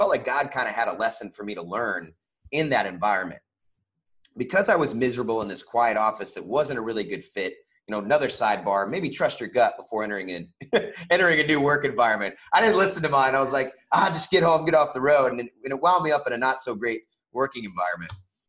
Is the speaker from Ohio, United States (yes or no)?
no; Kansas, United States; also born or lived in Indiana / California; I was born in Indiana, but lived in California, back to Indiana. We moved to Kansas when she met my stepdad and lived there for the majority of my you know, young adult life.